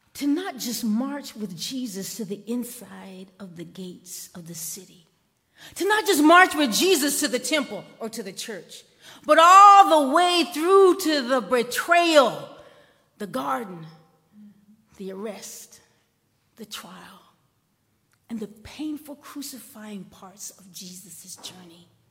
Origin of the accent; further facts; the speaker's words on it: Columbia, South Carolina, United States; when I was growing up in Columbia, and I, I was like the 1970s, my sister attended Booker T. Washington High School. It was the first black high school in Columbia